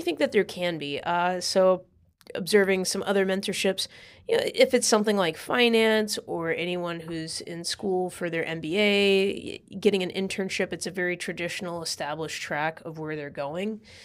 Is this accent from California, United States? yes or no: yes; California, United States; moved away as an adult; also born or lived in Idaho; now in New York, United States; I was born and raised in California